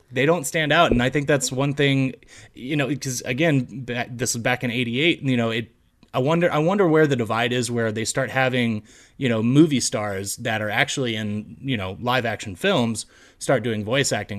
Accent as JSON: {"language": "English", "town": "Fort Worth", "region": "Texas", "country": "United States", "said": "We're all from Fort Worth, Texas"}